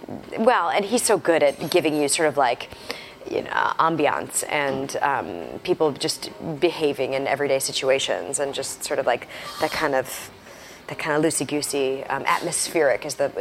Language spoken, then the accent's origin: English; Wisconsin, United States; I'm from Wisconsin.